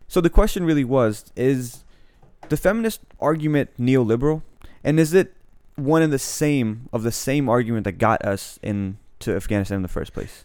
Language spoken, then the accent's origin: English; United States; I am American, I'm an American citizen